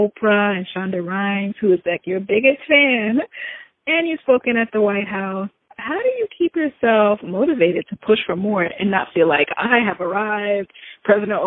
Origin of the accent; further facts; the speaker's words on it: Jamaica; I'm Jamaican. We come from backgrounds where normal, traditional jobs is what's expected.